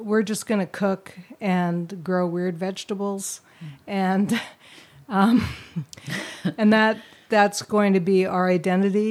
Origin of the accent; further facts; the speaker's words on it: Vancouver, British Columbia, Canada; I grew up in Vancouver